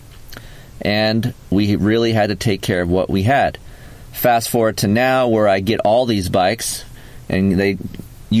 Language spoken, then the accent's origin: English; United States; We're American